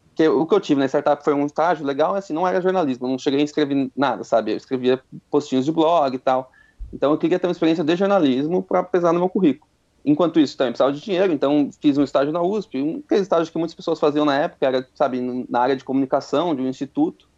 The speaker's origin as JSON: {"language": "Portuguese", "town": "Itatiba", "region": "São Paulo", "country": "Brazil", "moved": "as an adult", "said": "eu sou de Itatiba, interior, então assim, tinha que vir para cá, mudar"}